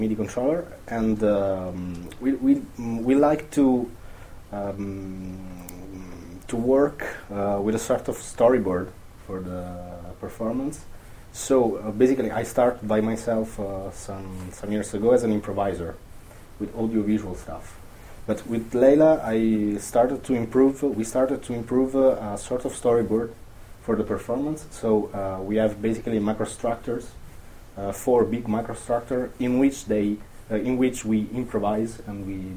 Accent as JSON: {"language": "English", "country": "Italy", "said": "I'm from Italy"}